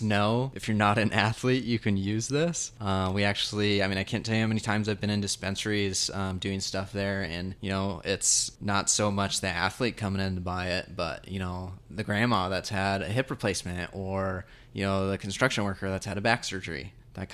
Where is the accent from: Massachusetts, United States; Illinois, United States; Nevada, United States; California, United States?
Nevada, United States; We're not from Arizona. Nevada.